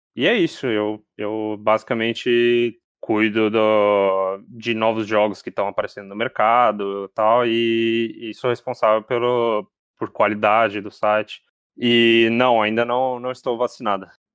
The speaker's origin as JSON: {"language": "Portuguese", "country": "Brazil", "said": "como brasileiro"}